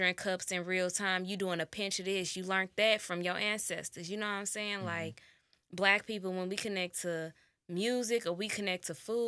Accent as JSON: {"language": "English", "town": "St. Louis", "region": "Missouri", "country": "United States", "said": "y'all know I ain't been around a lot of white people. I'm from St. Louis, and it was St. Patrick's Day."}